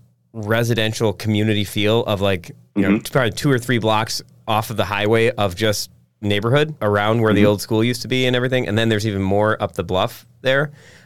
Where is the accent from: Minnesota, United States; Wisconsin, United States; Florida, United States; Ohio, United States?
Wisconsin, United States; Egg Harbor; growing up in Egg Harbor, we were a little more rural